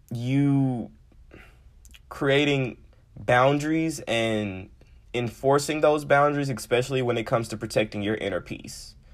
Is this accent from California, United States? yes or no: no; Memphis, Tennessee, United States; I am from Memphis